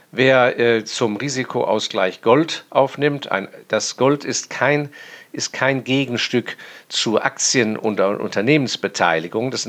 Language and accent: German; Hong Kong; Und ich bin äußerst dankbar, dass ich in meiner Jugend in Hongkong aufgewachsen bin, weil mein Vater da auf Posten war.